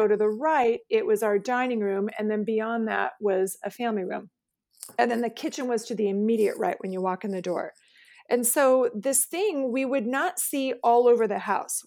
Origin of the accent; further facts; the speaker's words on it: West Linn, Oregon, United States; also born or lived in Arizona; we lived, um, just outside of Portland in a, in a, a city called West Lynn.